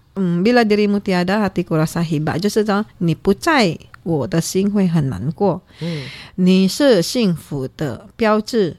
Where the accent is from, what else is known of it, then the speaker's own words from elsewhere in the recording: Indonesia; moved away; 我们在印尼的，我乡下那边